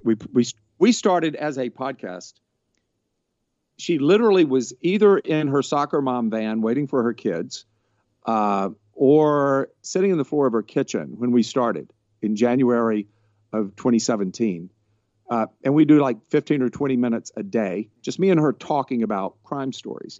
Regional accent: Georgia, United States; now in Los Angeles, United States; I am from Georgia, and I'm living in Los Angeles

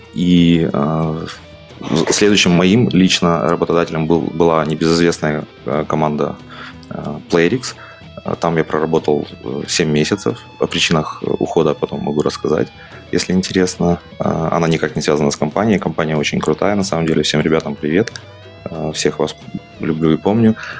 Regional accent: Mykolaiv, Mykolaiv Oblast, Ukraine; moved away as an adult; now in Kraków, Poland; Я из Украины изначально. А, жил я в городе Николаев на юге

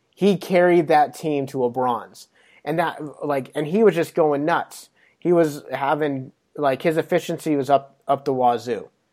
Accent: Pocatello, Idaho, United States; I'm from Pocatello

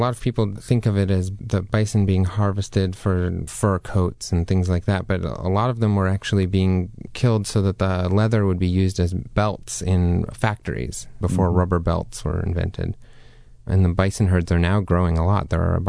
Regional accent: South Dakota, United States; So I grew up, I was born and raised there in South Dakota.

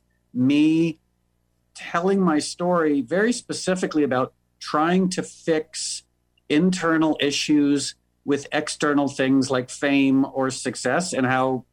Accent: New York, United States; moved away as an adult; now in Los Angeles, United States; I was born and raised in New York, but I moved to LA about 12 years ago.

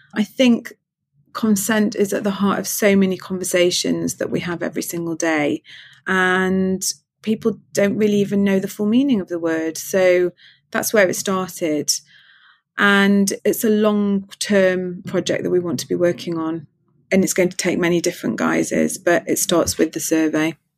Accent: Manchester, North West England, United Kingdom; now in London, United Kingdom; I'm from Manchester

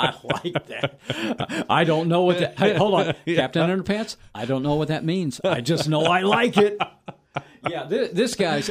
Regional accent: Texas, United States; I'm a Texan

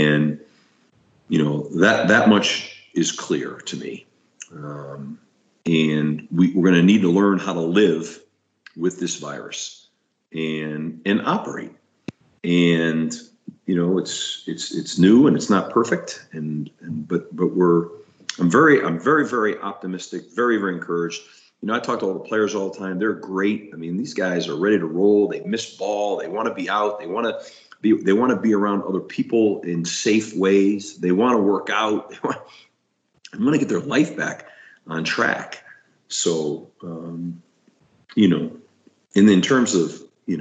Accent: Northeast, United States; also born or lived in Florida; now in Colorado, United States; I'm from the Northeast

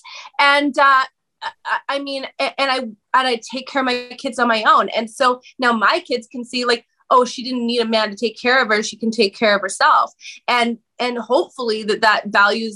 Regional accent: Vancouver, British Columbia, Canada; I'm from Canada, right? So I'm from Vancouver.

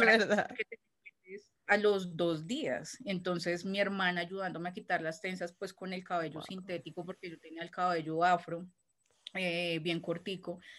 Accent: Bogotá, Colombia; yo soy de Bogotá, nací en la capital de Colombia, en Bogotá

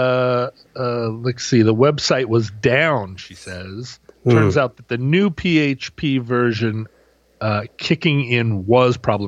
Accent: Girdwood, Alaska, United States; now in Seattle, United States; the ski resort where I grew up

